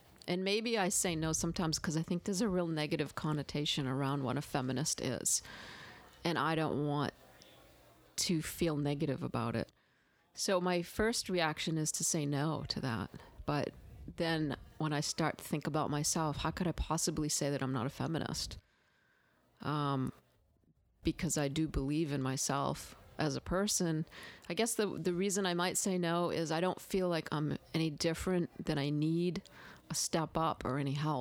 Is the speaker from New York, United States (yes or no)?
no; Maine, United States; moved away as an adult; now in the South, United States; I did not grow up in the South. I grew up in Maine.